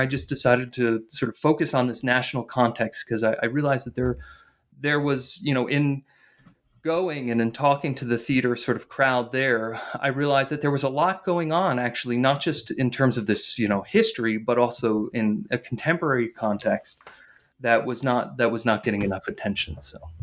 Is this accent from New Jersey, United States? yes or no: yes; northern New Jersey, United States; I grew up in, in northern New Jersey